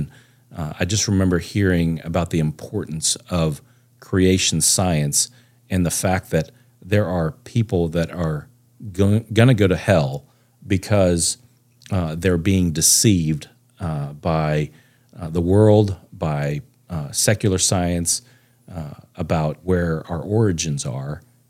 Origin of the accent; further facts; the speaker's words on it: Plano, Texas, United States; I was born and raised in Texas. I'm a true Texan, lived here most all my life with a short stint in Florida for a very short time when I was like three.